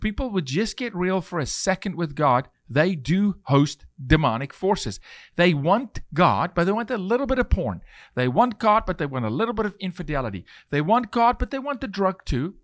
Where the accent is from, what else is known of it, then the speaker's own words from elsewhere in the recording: South Africa; now in United States; as a South African